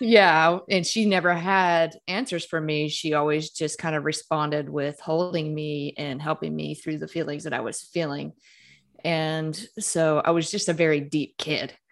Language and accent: English; Mississippi, United States; moved away as an adult; I grew up in Mississippi, I grew up Catholic